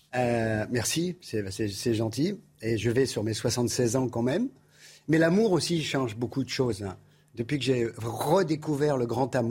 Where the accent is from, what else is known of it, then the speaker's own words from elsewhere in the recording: Paris, Île-de-France, France; now in Nice, France; je suis né à Belleville. Oui. Je suis né passage Julien Lacroix à Belleville.